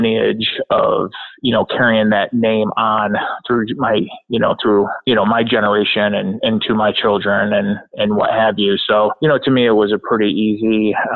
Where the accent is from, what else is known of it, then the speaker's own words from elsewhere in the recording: Rochester, New York, United States; now in Canandaigua, United States; I was born and raised in Rochester, New York